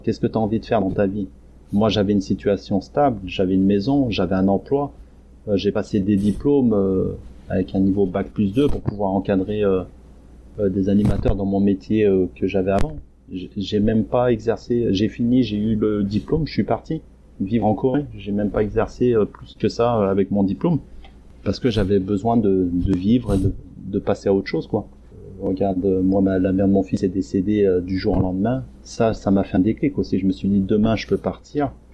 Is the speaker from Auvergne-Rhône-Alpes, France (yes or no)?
yes; Isère, Auvergne-Rhône-Alpes, France; moved away as an adult; also born or lived in Masan, South Korea; now in Geoje, South Korea; j'ai grandi dans la dans le département de l'Isère, euh, dans une campagne euh, de 1000 habitants à peu près